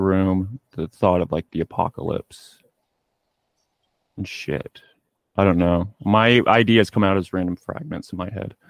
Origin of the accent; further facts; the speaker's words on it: Tulsa, Oklahoma, United States; we're both from Tulsa